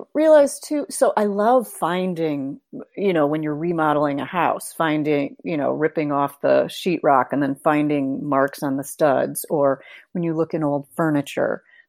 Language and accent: English; Holland, Michigan, United States; Holland, Michigan.